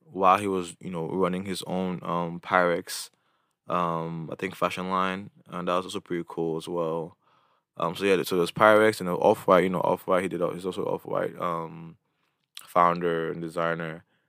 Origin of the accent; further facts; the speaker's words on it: Imo, Nigeria; my background, I'm from Imo State.